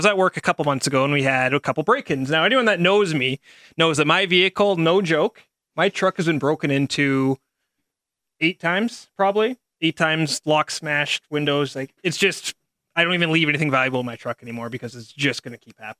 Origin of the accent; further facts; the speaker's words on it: St. Albert, Alberta, Canada; I'm a minority from St. Albert